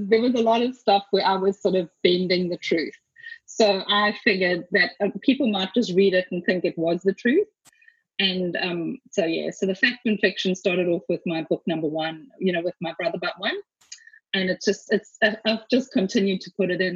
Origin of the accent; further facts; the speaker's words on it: Zimbabwe; I was born in Zimbabwe and did extensive travel there